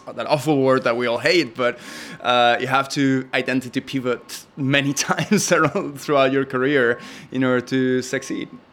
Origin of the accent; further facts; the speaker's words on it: Madrid, Community of Madrid, Spain; also born or lived in New York; now in Los Angeles, United States; I grew up in Madrid